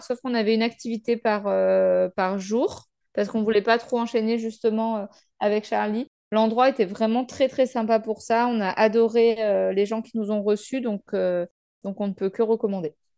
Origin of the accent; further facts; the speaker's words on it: France; en tant que Français